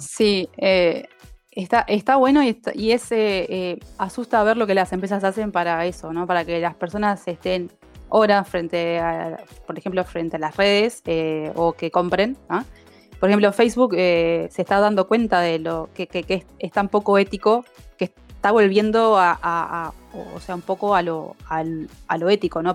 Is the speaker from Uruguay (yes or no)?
yes; Uruguay; Hoy en Uruguay somos, las mujeres representamos el 30% de la fuerza laboral en IT